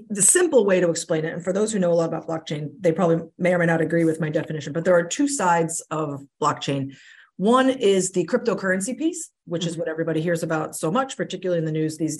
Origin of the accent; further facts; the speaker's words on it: Pennsylvania, United States; moved away as an adult; now in Rhode Island, United States; I grew up in Pennsylvania.